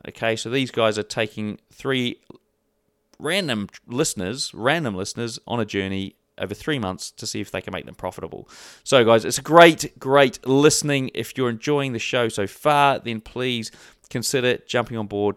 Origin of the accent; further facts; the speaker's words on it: New Zealand; I'm from New Zealand